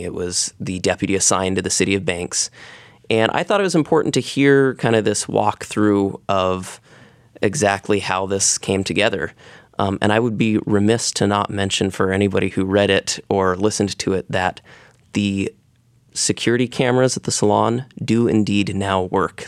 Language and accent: English; Gales Creek, Oregon, United States; I grew up in the Gales Creek community